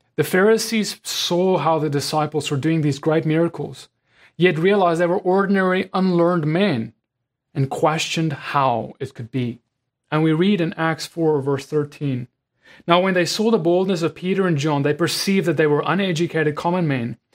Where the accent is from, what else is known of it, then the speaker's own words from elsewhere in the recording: South Africa; As a South African